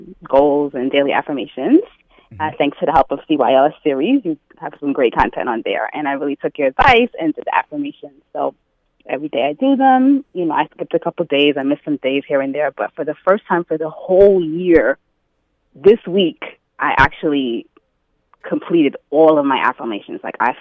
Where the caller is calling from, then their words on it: New York City, New York, United States; I'm calling from Queens.